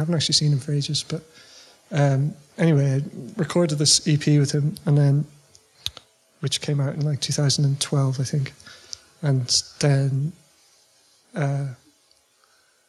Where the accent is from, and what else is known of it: Sligo, Connacht, Ireland; born or raised there; also born or lived in England